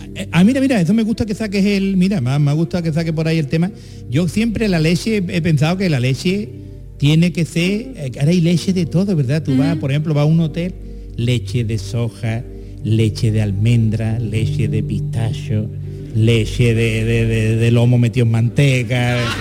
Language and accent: Spanish; Jerez de la Frontera, Andalusia, Spain; yo que soy de Jerez